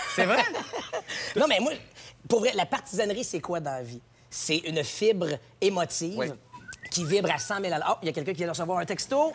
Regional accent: Gatineau, Quebec, Canada; moved away; Quand j'étais à Gatineau

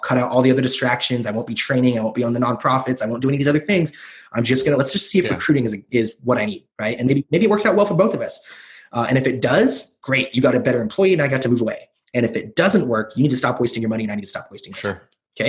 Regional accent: Pacific Northwest, United States; And I'm from the Northwest. I've always wanted to move away from the Northwest.

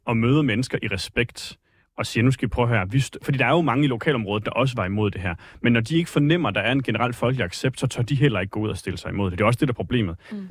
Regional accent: Vejle, Southern Denmark, Denmark; moved away as an adult; now in Copenhagen, Denmark; Jeg er født og opvokset i Vejle, flyttet til København for en uh, tre års tid siden

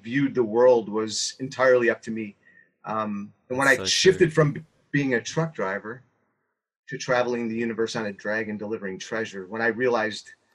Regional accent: Buffalo, New York, United States; moved away as an adult; also born or lived in Dallas, Texas; I grew up here in Buffalo, New York. Was here for 25 years. I left here to move to Texas, Dallas, Texas. Lived there for 25 years.

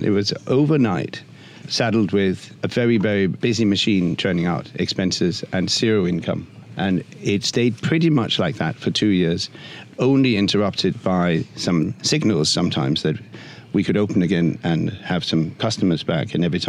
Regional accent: Denmark; In Copenhagen, I'm from Denmark, in Copenhagen, during winter, the whole of Nyhavn is full of outdoor seating with heaters and blankets

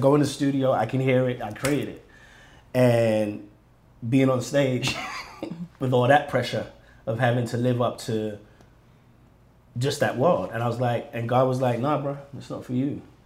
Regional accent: London, United Kingdom; now in United States; being Nigerian and where, where we and being born in London

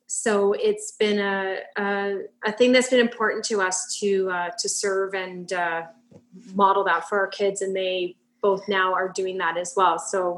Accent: Erin, Ontario, Canada; also born or lived in Guelph; So I was born in Guelph and when I was about 4 years old, our family decided to move out to the country. My dad grew up on a farm out there near the town of Erin.

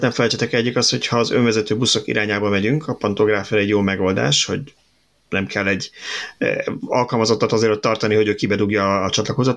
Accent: Budapest, Hungary; 22-ben nőttem fel

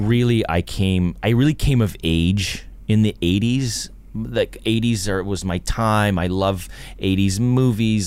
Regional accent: Toronto, Ontario, Canada; born or raised there

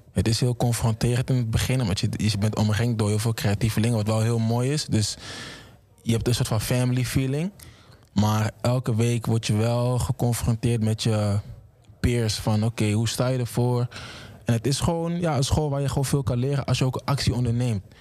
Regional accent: Amsterdam, North Holland, Netherlands; ik kom uit Amsterdam Oost

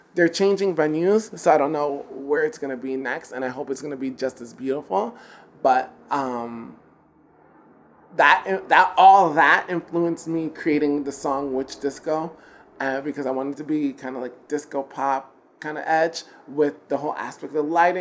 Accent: New York, United States; I'm from New York

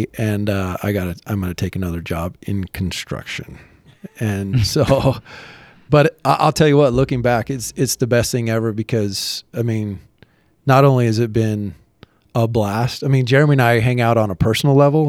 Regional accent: Midway, Utah, United States; No, I'm from Midway.

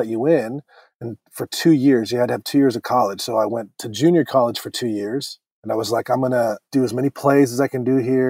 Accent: Orange County, California, United States; I grew up in Orange County, which is, you know, about an hour from L.A.

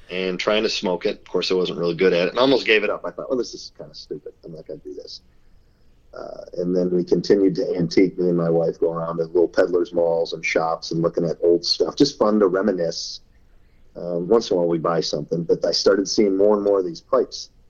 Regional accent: Wisconsin, United States; I'm a cheesehead by uh, birth, Wisconsin, the dairy state.

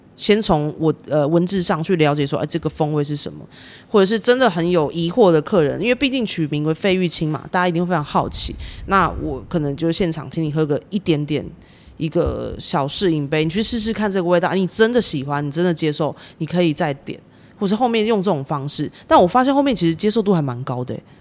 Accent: Kaohsiung, Taiwan; 我朋友也是，我们高雄人嘛

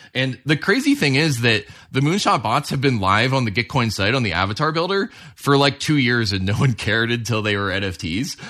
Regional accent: Colorado, United States; I'm from Colorado

